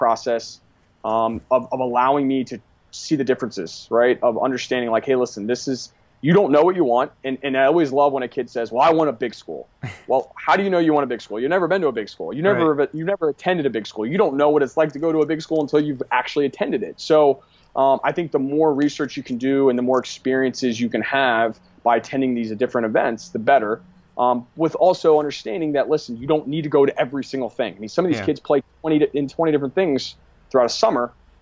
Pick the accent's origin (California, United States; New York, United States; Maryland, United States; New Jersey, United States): Maryland, United States; Western; I grew up in Western Maryland